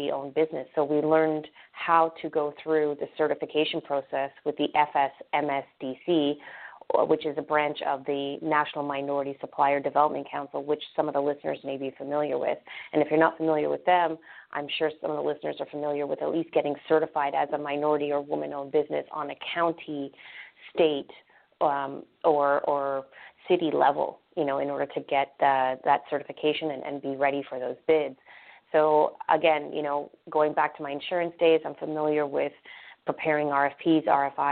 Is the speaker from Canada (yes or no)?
yes; Canada; now in Orlando, United States; I myself am Canadian. I grew up in Canada. I went to York University in Toronto